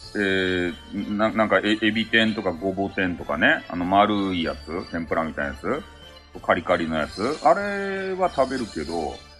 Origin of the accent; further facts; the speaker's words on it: Kyushu, Japan; 俺たち、九州人